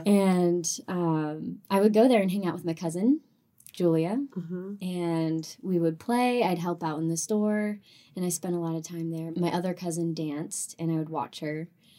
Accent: California, United States; also born or lived in North Carolina; So, I grew up in Southern California, half Southern California, half North Carolina. We moved a lot back and forth.

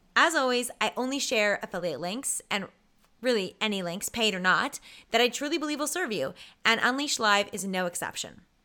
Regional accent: Canada

